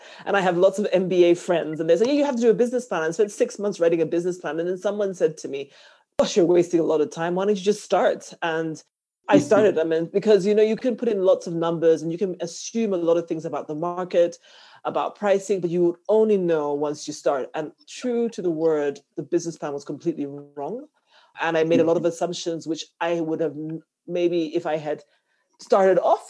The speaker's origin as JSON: {"language": "English", "country": "Zambia", "also_born_or_lived": "London / Johannesburg / Washington, D.C. / Lagos", "moved": "as an adult", "said": "my home country. And that kind of pushed me to come home"}